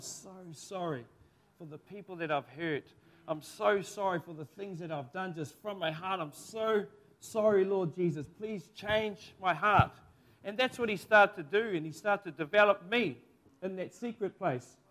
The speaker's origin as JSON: {"language": "English", "town": "Kaiwaka", "region": "Northland", "country": "New Zealand", "tie": "born or raised there", "said": "my hometown, Maungaturutu, Kaiwaka, Te Uria Ngāti Um"}